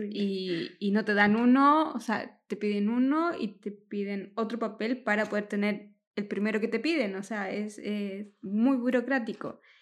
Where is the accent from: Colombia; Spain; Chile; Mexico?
Chile; accent: Chilean; moved away as an adult; now in Mantua, Italy; soy de Chile, por eso hablo tan mal